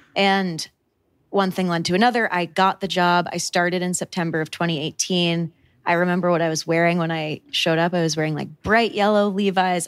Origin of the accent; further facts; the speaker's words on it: Connecticut, United States; moved away; also born or lived in New York City; I was born and raised in New England, so very, very rural town in Connecticut, literally population 8,000